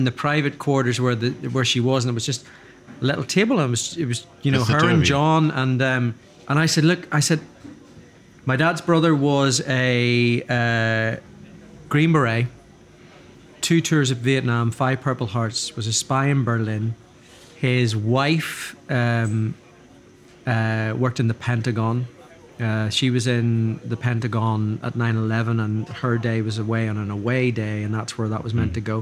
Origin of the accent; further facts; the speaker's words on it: Dundrum, Northern Ireland, United Kingdom; As a Catholic growing up in Northern Ireland